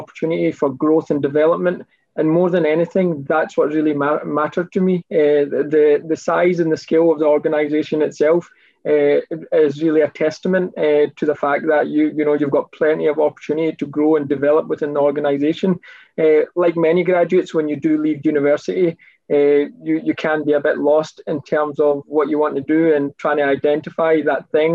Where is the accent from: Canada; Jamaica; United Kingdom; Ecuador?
United Kingdom; Scotland; I've always pretty much stayed in UK. I've never moved abroad or anything. I've been back home a couple of times, but I would class myself as 100% pure British. And I'm from Scotland